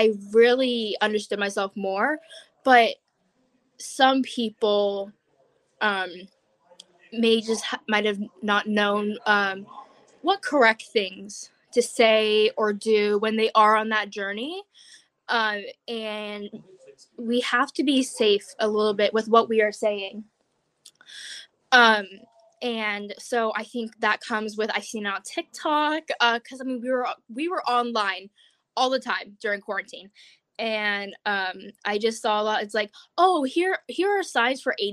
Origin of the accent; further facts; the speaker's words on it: Oregon, United States; I'm a junior from Oregon